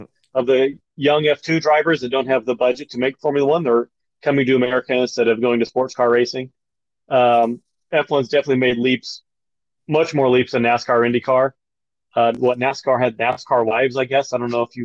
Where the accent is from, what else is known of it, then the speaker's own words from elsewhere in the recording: Clermont, Indiana, United States; I grew up in Claremont